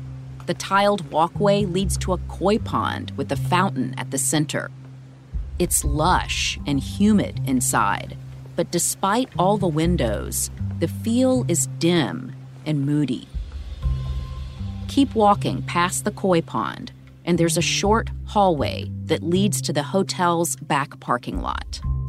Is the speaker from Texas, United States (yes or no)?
no; Birmingham, Alabama, United States; Like Bill Baxley, I was born and raised in Alabama.